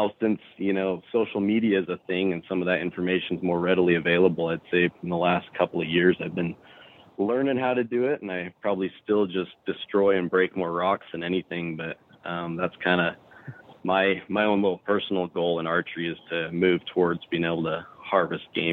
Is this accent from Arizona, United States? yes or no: yes; Arizona, United States; I'm from Arizona originally